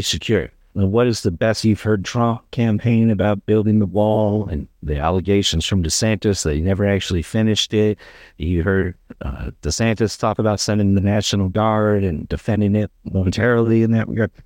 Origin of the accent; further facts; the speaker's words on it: Michigan, United States; now in North Carolina, United States; back in my home state, uh, of Michigan